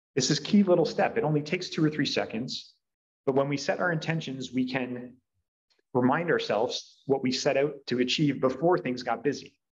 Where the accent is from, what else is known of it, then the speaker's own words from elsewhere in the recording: Brantford, Ontario, Canada; here in my hometown